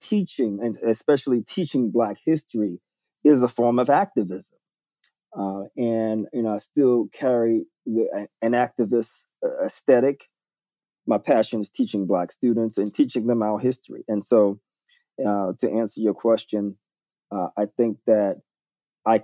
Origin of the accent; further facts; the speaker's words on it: New York City, New York, United States; I was born and raised in New York City, and specifically Harlem